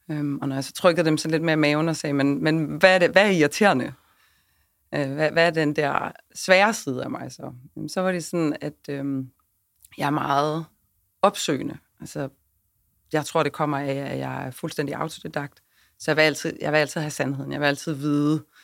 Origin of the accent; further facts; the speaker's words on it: Svendborg, Southern Denmark, Denmark; Og så er jeg fra Syfyn. Jeg er fra Svendborg, ja, så jeg er Fynbo. Og min aner er fra Ærø.